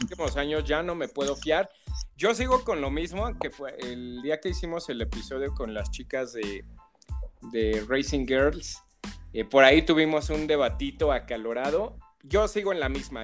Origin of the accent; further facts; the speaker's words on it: Mexico; somos los mexicanos